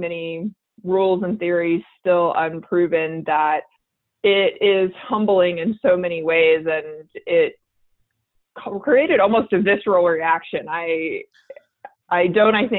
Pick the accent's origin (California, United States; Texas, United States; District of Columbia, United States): Texas, United States; Houston; born and raised in Houston, Texas